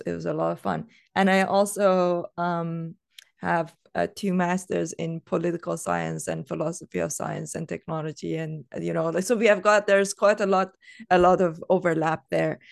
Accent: Iran; I come from Iran

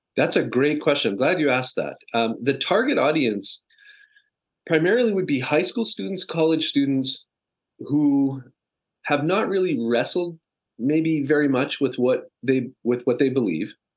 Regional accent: Canada; now in Los Angeles, United States; I'm a Canadian transplant living in Los Angeles

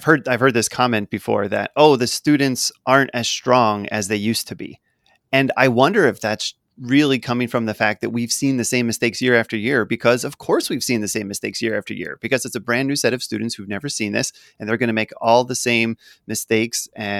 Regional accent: Philadelphia, Pennsylvania, United States; because I'm unfortunately a Philadelphia Phillies fan growing up in the Philly area.

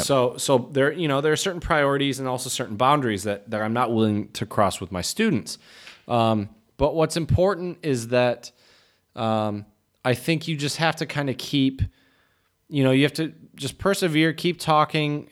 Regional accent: United States

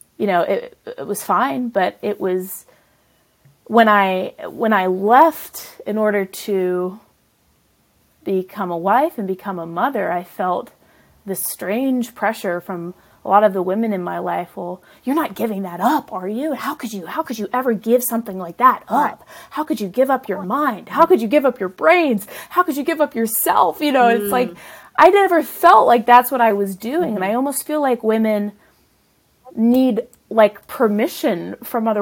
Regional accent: the South, United States; also born or lived in the North; my parents at some point moved from the north to the south, which is where I grew up really

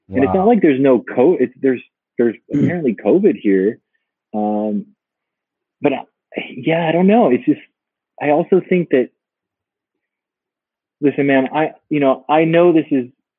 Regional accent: United States; also born or lived in Peru; now in Berlin, Germany; I'm American

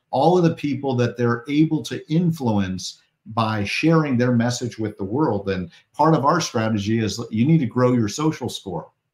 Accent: Portland, Oregon, United States; I'm from Portland, Oregon

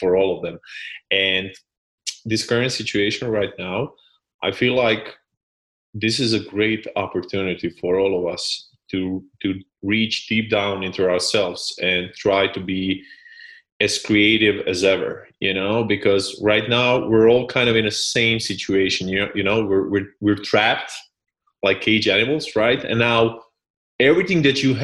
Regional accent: Split, Split-Dalmatia County, Croatia; I come from Split, which is a small city on the coast of Croatia.

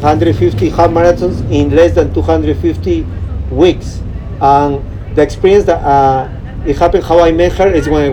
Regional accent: Peru; accent: Peruvian; moved away; also born or lived in Downey, California; I'm actually really from Peru

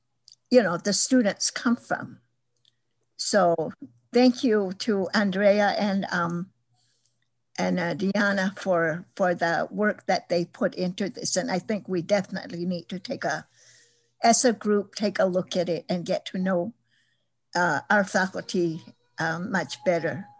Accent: Tohono O'odham Nation, Arizona, United States; I was born at home on the Tohono O'odham Nation

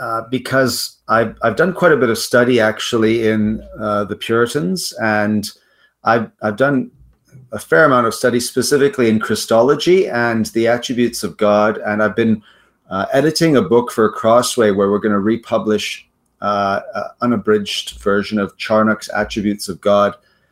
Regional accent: South Africa; also born or lived in United States / Netherlands; now in Canada; Yeah, I hail from South Africa, but I've lived in Canada most of my life.

